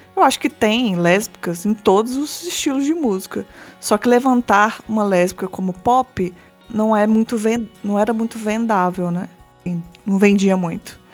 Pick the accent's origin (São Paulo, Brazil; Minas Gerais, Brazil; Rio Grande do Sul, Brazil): Minas Gerais, Brazil; Belo Horizonte; eu sou de Belo Horizonte